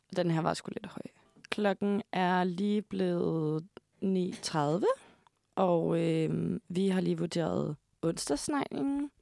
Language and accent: Danish; Hørve, Zealand, Denmark; moved away; Jeg kommer fra Nordvestjylland.